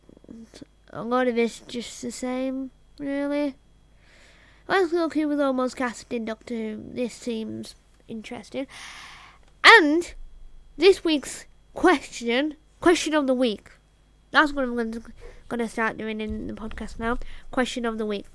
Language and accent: English; United Kingdom; I'm British